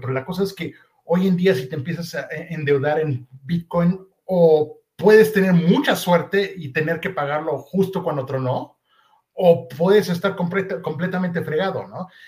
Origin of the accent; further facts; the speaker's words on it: Mexico; yo nací y crecí en México